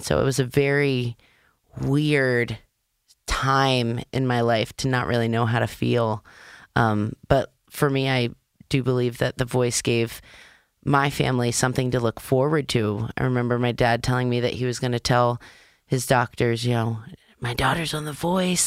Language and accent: English; Maryland, United States; I'm from Maryland